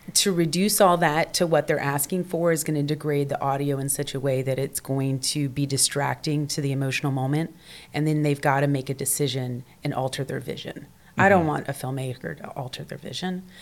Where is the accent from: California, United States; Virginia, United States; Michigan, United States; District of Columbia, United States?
Virginia, United States; Portsmouth; moved away as an adult; also born or lived in Washington, D.C.; now in Los Angeles, United States; I grew up in Portsmouth, Virginia, mm-hmm. in a little southern town.